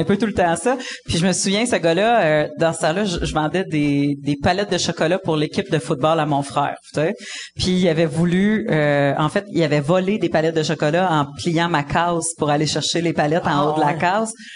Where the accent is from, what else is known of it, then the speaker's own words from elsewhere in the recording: Abitibi, Quebec, Canada; moved away; also born or lived in Montreal; je suis née en Abitibi, puis après ça, on a bougé à Québec, puis après ça, à Montréal